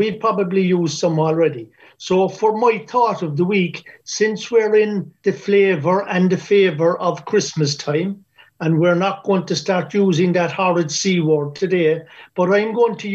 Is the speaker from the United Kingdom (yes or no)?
no; Ireland; As Irish people, we're known for our generosity.